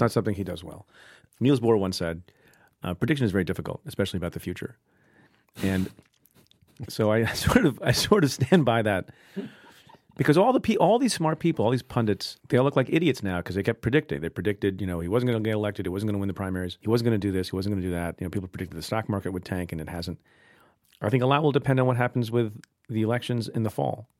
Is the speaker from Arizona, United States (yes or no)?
no; Eatontown, New Jersey, United States; also born or lived in India / Buffalo, New York; now in New York, United States; my mom and dad and I moved to Eatontown, New Jersey, and lived there. That's where I grew up